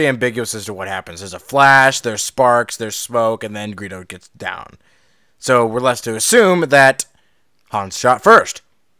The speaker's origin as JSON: {"language": "English", "country": "United States", "said": "I'm an American, darn it."}